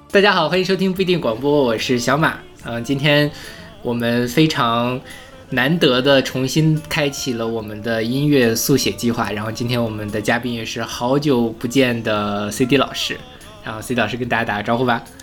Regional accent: Inner Mongolia, China; 因为…是我们内蒙的歌

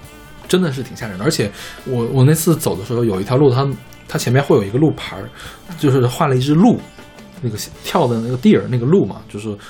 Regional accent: China; 因为看我是个中国人，自己一个走

